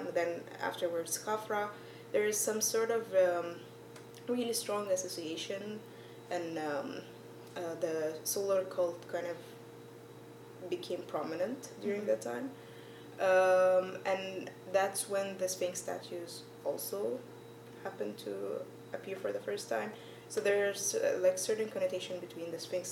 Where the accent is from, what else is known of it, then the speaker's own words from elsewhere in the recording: Egypt; moved away as an adult; now in United States; I'm from Egypt.